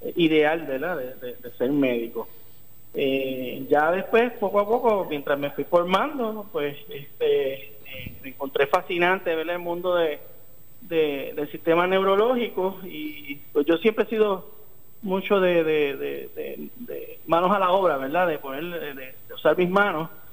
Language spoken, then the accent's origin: Spanish; Arecibo, Puerto Rico; also born or lived in Caguas; yo me crié en Arecibo. Ok. Eh, mi, nací en Caguas, pero mi papá, mis papás se movieron por, toda la isla y eventualmente pues, me crié la mayor parte del tiempo en Arecibo.